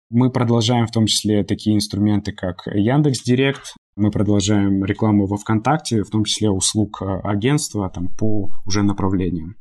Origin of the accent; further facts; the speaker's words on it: Moldova; moved away; с территории Молдовы, откуда я родом и у меня есть там э, в том числе гражданство параллельно с российским.